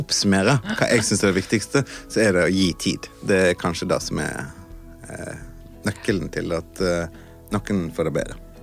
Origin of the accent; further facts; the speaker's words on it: Western Norway, Norway; er jo fra, fra Vestlandet